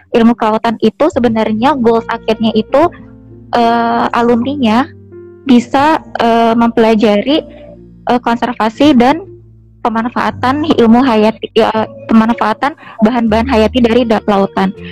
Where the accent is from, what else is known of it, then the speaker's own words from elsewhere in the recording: Cirebon, West Java, Indonesia; Unpad itu menjadi pilihan pertama karena saya berasal dari Cirebon kak.